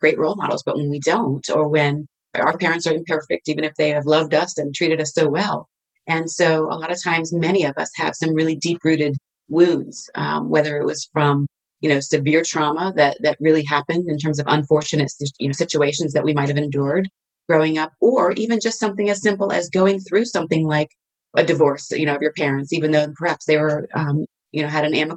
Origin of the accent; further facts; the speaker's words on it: Virginia, United States; moved away; also born or lived in Texas / California; Originally Virginia, and then moved to Texas, believe it or not, and lived there for several years, and then moved back to Virginia